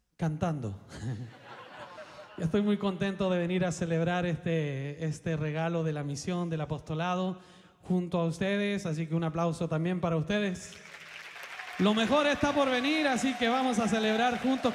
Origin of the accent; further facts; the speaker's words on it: Chile; moved away as an adult; now in Mexico; soy chileno, radico en México